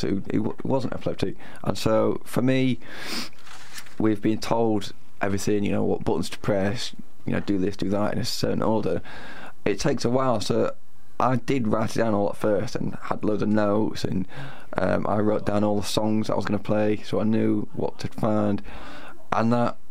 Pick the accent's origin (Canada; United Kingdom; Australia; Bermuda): United Kingdom; Sheffield, Yorkshire and the Humber; I'm from Sheffield